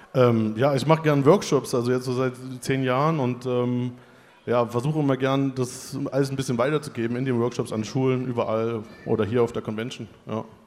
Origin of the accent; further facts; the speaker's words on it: Weimar / Erfurt, Thuringia, Germany; moved away as an adult; now in Leipzig, Germany; in der Heimat, Weimar Erfurt, wo ich herkomme